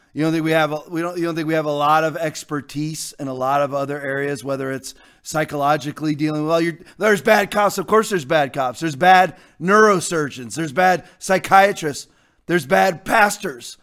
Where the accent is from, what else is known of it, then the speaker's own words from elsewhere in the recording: United States; I was raised in the Virginia, D C area